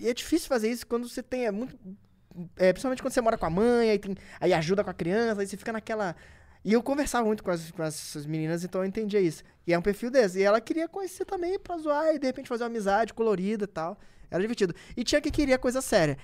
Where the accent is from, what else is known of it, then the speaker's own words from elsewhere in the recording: Rio de Janeiro, Brazil; eu sou nascido e criado na Cidade de Deus